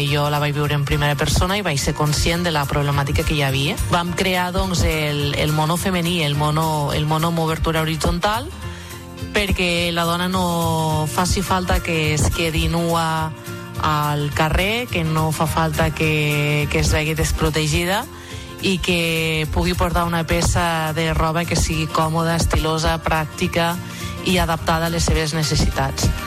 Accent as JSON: {"language": "Catalan", "town": "Golmés", "region": "Catalonia", "country": "Spain", "said": "de Golmés, del Pla d'Urgell."}